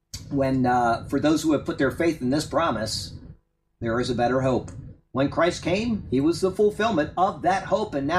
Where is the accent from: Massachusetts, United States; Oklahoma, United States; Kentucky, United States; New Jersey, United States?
Massachusetts, United States; moved away; One of my closest friends that I grew up with up in Massachusetts